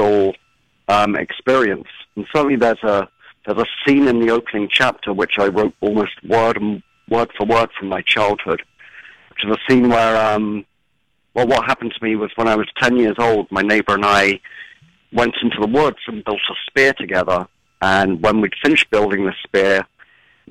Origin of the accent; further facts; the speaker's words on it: England, United Kingdom; moved away; my childhood was in England